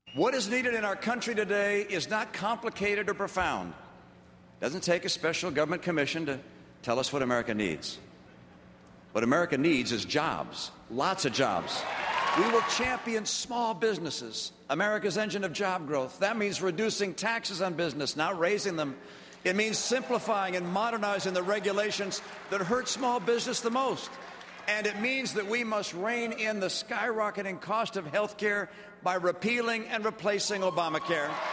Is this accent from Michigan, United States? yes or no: yes; Michigan, United States; We were Mormons, and growing up in Michigan